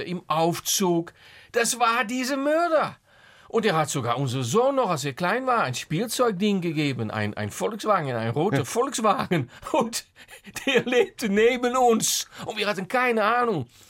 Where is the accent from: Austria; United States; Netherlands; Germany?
Netherlands; German is a second language; als Holländer